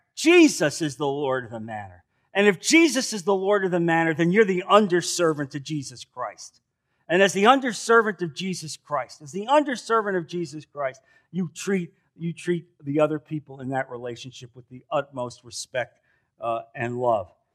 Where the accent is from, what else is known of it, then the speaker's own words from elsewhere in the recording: New Jersey, United States; moved away as an adult; now in Naples, United States; I'm from New Jersey